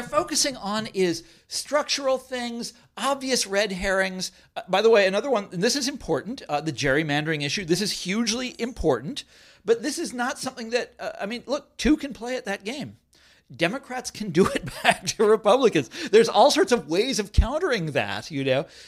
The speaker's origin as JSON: {"language": "English", "town": "Kansas City", "region": "Kansas", "country": "United States", "tie": "born or raised there", "said": "I grew up in Kansas City, and I, I went to high school in Kansas City"}